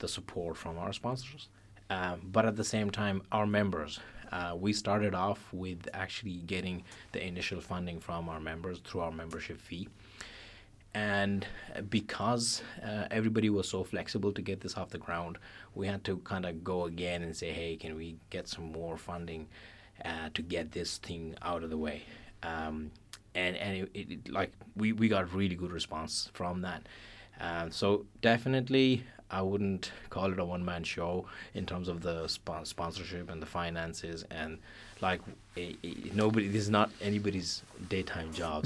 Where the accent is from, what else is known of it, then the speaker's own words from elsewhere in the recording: Pakistan; now in Ireland; I'm originally from Pakistan